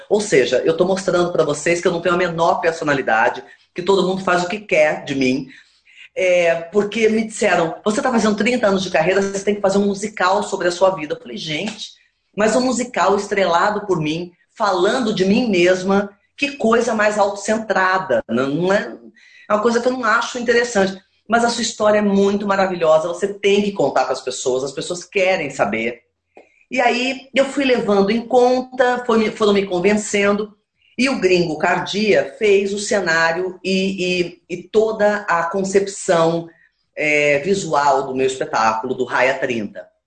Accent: Campinas, São Paulo, Brazil; Eu sou de Campinas, sou do interior de São Paulo.

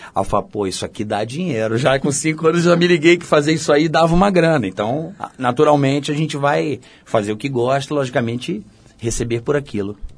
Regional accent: São Gonçalo, Rio de Janeiro, Brazil; moved away as an adult; also born or lived in Niterói; now in São Paulo, Brazil; eu sou niteroense criado em São Gonçalo

